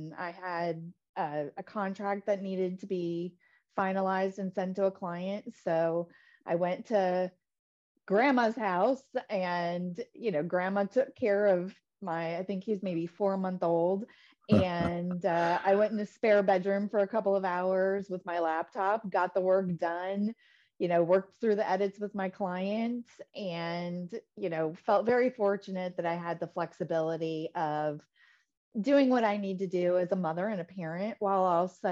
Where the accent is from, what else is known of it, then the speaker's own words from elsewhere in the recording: Tampa, Florida, United States; also born or lived in East Lansing, Michigan; now in Naples, United States; I'm originally from East Lansing, Michigan, the home of the Michigan State University Spartans. Right. And my grandfather was, he grew up on a farm in Michigan. And I grew up in Tampa, Florida. My family moved when I was in grade school